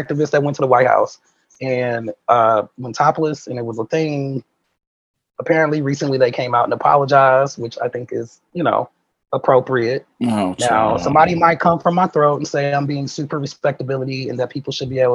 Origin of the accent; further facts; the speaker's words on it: Milwaukee, Wisconsin, United States; now in Seattle, United States; I'm from Milwaukee